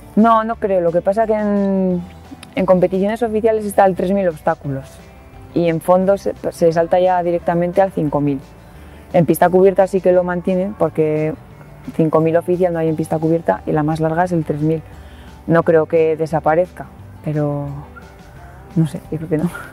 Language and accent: Spanish; Cenicero, La Rioja, Spain; nos quedamos sin equipo de baloncesto en el pueblo, en Cenicero